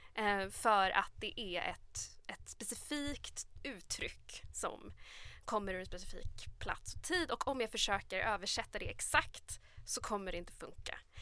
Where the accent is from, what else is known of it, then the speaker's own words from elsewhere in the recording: Sweden; man själv är en svensk författare som är uppvuxen i Sverige